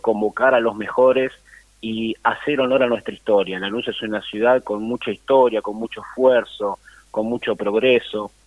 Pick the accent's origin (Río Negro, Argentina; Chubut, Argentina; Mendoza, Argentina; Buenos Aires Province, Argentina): Buenos Aires Province, Argentina; Lanús; yo nací en un club de barrio, prácticamente en el Club Mariano Moreno, la Lanús Este, jugué, fui delegado